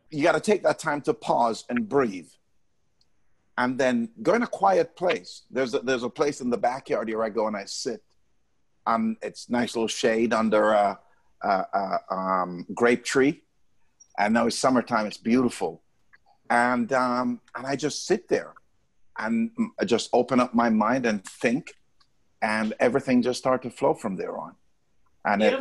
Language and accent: English; Jamaica; I'm Jamaican